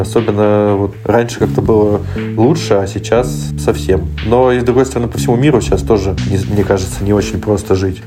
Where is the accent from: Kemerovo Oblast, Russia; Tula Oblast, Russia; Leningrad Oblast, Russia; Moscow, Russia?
Moscow, Russia; moved away; я сам из Москвы, у меня там живут э, родители